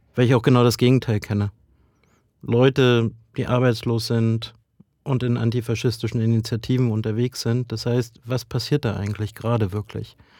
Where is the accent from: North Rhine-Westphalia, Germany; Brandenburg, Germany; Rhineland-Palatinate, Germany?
Brandenburg, Germany; ich komme ja aus Ostdeutschland, aus Brandenburg